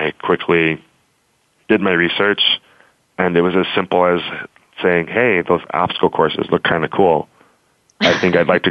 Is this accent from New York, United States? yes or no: yes; New York City, New York, United States; I was born and raised in New York City and sort of a punk kid